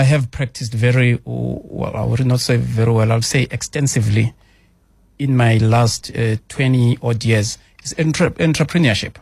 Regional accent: Katlehong, Gauteng, South Africa; I'm a township child. I was born in Katlehong.

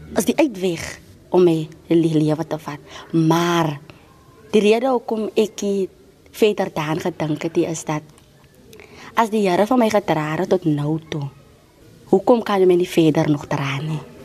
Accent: Cape Town, Western Cape, South Africa; van Elsie se rivier. Ek bly nou al baie lank daar, van kleins af

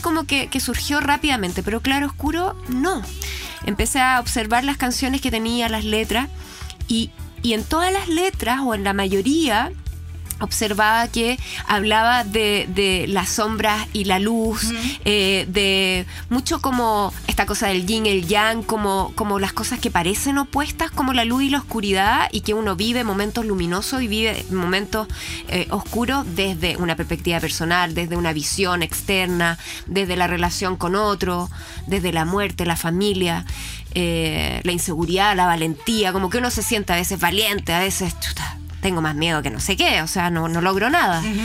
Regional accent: Chile; nosotros teníamos miedo los chilenos

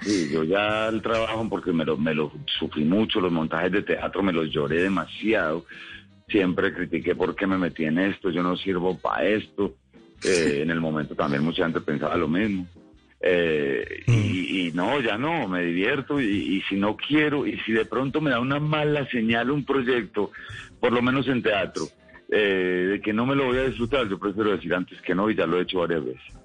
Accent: Colombia; sigue doliendo como colombiano

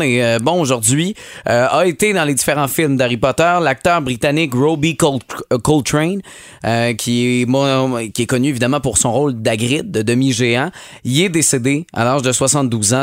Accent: Montérégie, Quebec, Canada; chez nous au Québec, chez nous en Montérégie

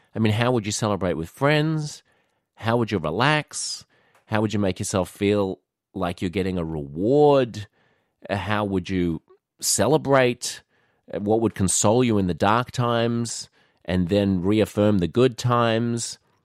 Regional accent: Australia; moved away as an adult; also born or lived in New York City; being an Australian, it's woven into the fabric of our lives here.

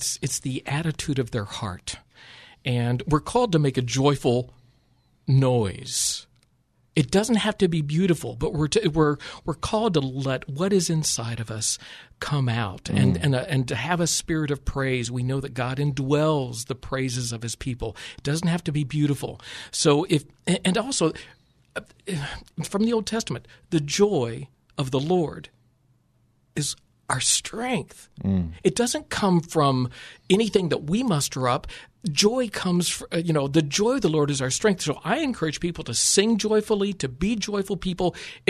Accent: Ohio, United States; moved away; also born or lived in Indiana; Christine and I moved here in 1978. She was from Michigan. I was from Ohio and Indiana.

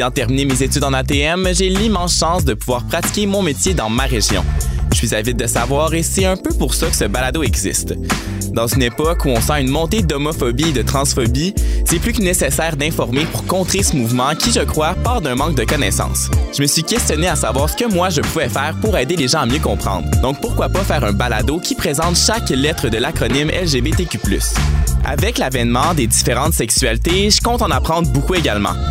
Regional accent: Saguenay, Quebec, Canada; je suis originaire du Saguenay. J'ai 19 ans

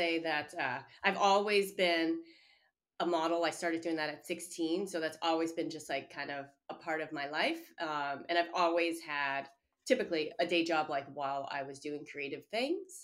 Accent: outside of Chicago, Illinois, United States; now in Boston, United States; When I was growing up outside of Chicago

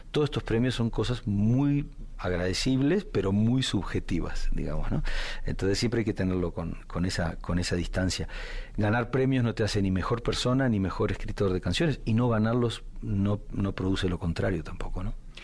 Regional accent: Uruguay; Yo me, crié, en una casa con dos padres de orígenes muy diferentes. Mi padre nació en Alemania, este, como judío alemán, escapó de Alemania con cuatro años con sus padres en el 39 vivió en Bolivia un tiempo y entró como inmigrante en Uruguay, donde conoció a mi madre que ya venía de muchas generaciones de uruguayos

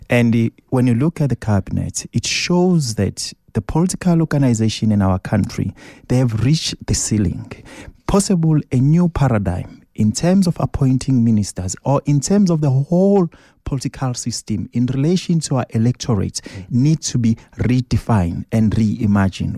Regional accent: South Africa; we're South African citizens

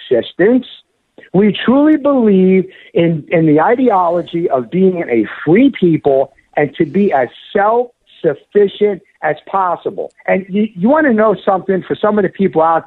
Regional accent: United States; my mother comes from Palermo, Sicily, okay? We are of Italian descent. My mother, you know, I was born here in the States

